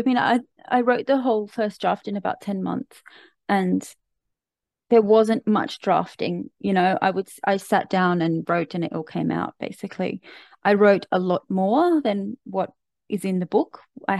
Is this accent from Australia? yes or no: yes; Australia; As an Australian going to Bali is hardly a remarkable feat.